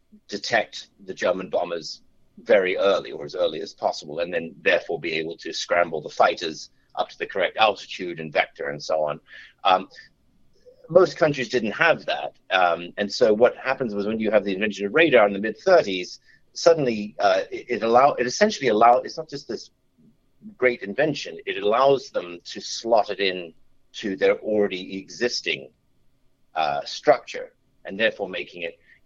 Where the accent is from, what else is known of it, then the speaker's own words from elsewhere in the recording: Australia; also born or lived in New York City / England; I was born in New York, and then and as younger, we moved to Australia. So, and then I went to some school and university in England.